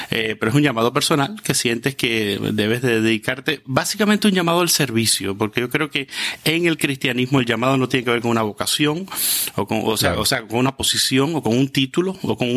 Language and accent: Spanish; Cuba; moved away as an adult; also born or lived in Quito, Ecuador; Salí a los 21 años de Cuba, eh, después de haber terminado